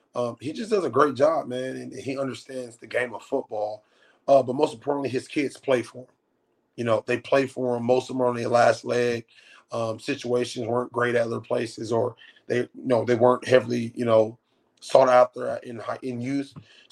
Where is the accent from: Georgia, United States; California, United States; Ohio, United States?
California, United States; Los Angeles; we're not from Inglewood. We're born and raised on 6th and Figueroa. We're born and raised in L.A. You know, where we stay 27 minutes away from here.